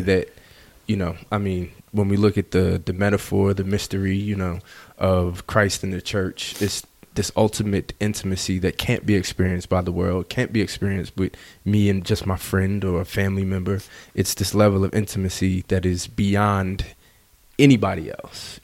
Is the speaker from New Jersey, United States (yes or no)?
yes; New Jersey, United States; I grew up in Jersey